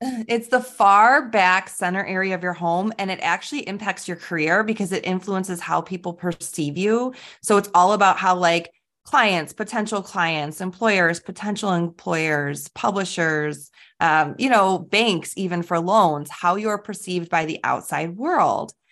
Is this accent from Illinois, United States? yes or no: yes; Chicago, Illinois, United States; I am from Chicago